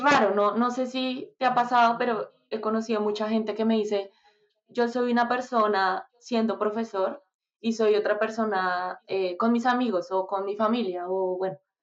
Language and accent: Spanish; Bogotá, Colombia; moved away; soy de Bogotá soy de Bogotá, Colombia